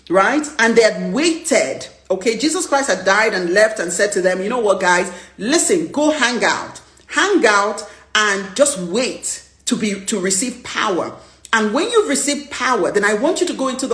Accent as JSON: {"language": "English", "country": "Nigeria", "said": "my flair of being a Nigerian."}